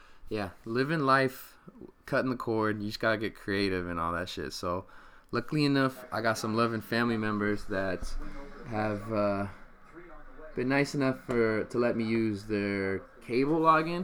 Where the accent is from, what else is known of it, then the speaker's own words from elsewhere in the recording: Sacramento area, Stockton, California, United States; moved away; my hometown Sacramento Kings